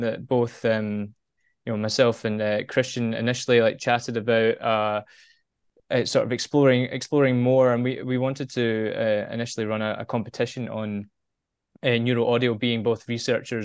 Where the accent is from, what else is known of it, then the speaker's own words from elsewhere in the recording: Glasgow, Scotland, United Kingdom; moved away as an adult; now in Japan; originally sort of born and bred in Glasgow, Scotland.